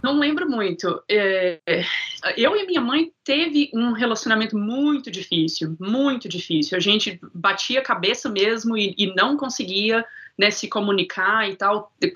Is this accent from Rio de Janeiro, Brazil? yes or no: no; Divinópolis, Minas Gerais, Brazil; accent: Boston; moved away as an adult; also born or lived in Boston, United States; now in Florida, United States; eu cresci lá em Divinópolis, Minas Gerais